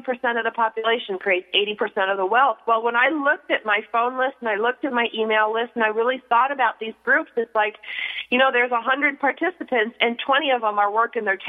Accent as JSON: {"language": "English", "town": "Buffalo", "region": "New York", "country": "United States", "moved": "yes", "lives_now": "California, United States", "said": "I'm originally from Buffalo, and I know from snow"}